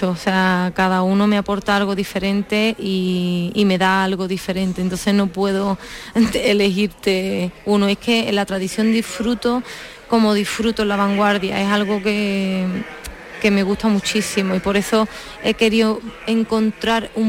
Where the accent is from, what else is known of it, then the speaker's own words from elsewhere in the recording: Seville, Andalusia, Spain; Yo de Sevilla.